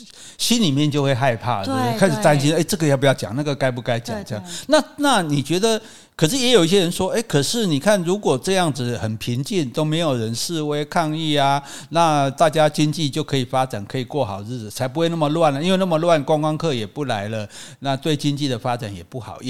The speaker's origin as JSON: {"language": "Chinese", "country": "Hong Kong", "said": "就是我是香港人，对。"}